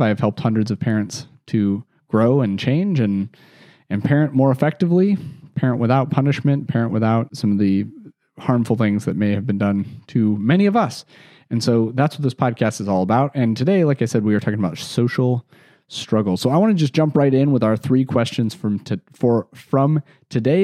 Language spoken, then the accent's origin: English; Chicagoland, Illinois, United States; I grew up in Chicago, still live there today, and, or Chicagoland, I should say, 'cause I was not from the city proper